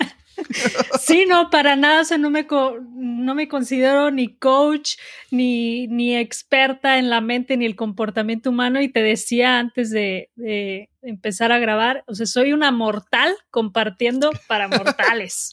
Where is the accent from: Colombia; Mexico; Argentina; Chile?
Mexico; Guadalajara, Jalisco; also born or lived in Mexico City / United States / Los Cabos / Cancún; Soy de México, soy de Guadalajara. Eh, nací aquí, todavía vivo aquí. La mayoría de mi vida he vivido aquí.